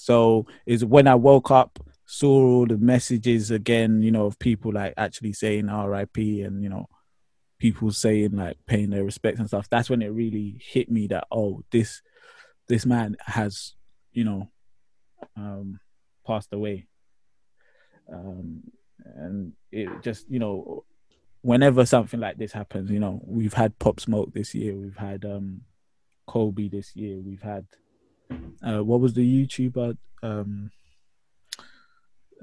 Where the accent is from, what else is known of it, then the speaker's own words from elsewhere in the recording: Ghana; now in United Kingdom; I'm Ghanaian